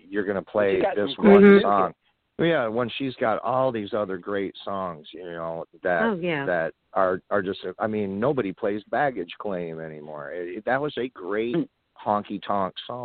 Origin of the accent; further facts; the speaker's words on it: Davison, Michigan, United States; I grew up in Davison, Michigan